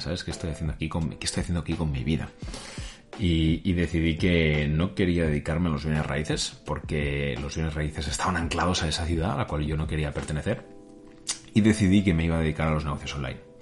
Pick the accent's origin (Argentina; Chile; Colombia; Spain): Spain; moved away as an adult; also born or lived in United States; nací, he nacido aquí en España